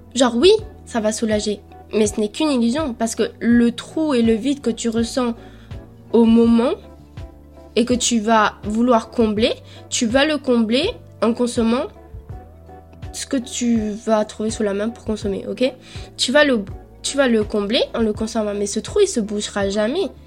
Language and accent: French; Colombia; je suis née en Colombie